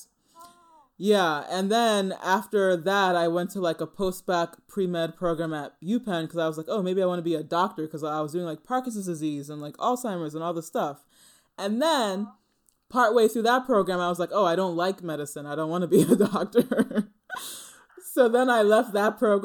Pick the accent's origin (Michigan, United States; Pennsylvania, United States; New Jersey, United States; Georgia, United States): New Jersey, United States; born or raised there; also born or lived in Manhattan, New York